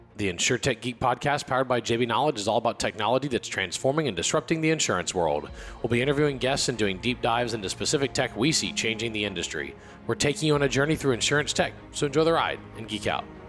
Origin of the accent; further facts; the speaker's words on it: Louisiana, United States; also born or lived in Texas; I was born in Louisiana